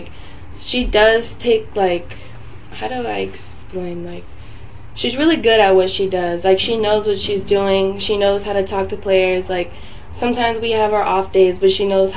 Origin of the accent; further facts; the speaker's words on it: Los Angeles, California, United States; moved away; I'm from